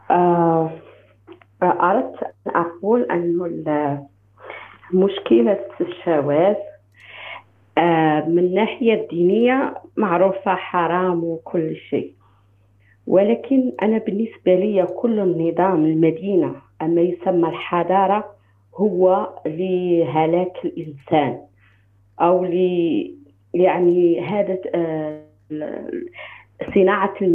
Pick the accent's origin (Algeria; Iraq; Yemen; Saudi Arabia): Algeria; now in United States; انا جزائريه